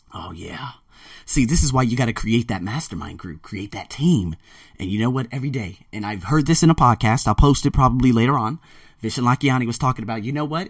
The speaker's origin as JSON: {"language": "English", "country": "United States", "also_born_or_lived": "Australia / Las Vegas", "moved": "as an adult", "lives_now": "Bangkok, Thailand", "said": "I'm American"}